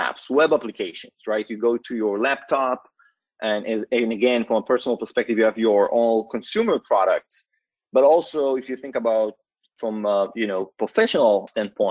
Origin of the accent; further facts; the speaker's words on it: Israel; moved away as an adult; now in Palo Alto, United States; I was born and raised in Israel, currently based out of Palo Alto, California